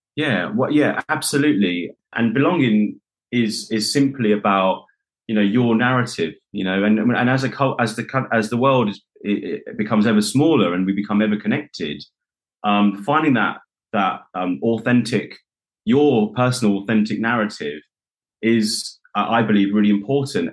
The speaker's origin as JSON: {"language": "English", "country": "United Kingdom", "tie": "born or raised there", "said": "being a South Asian boy within the UK"}